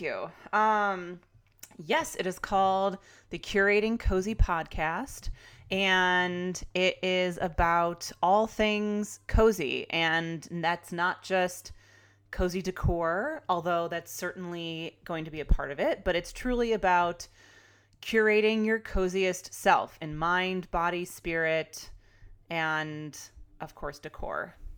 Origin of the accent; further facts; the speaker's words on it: Chicago, Illinois, United States; moved away as an adult; now in California, United States; I'm a Chicagoan turned Californian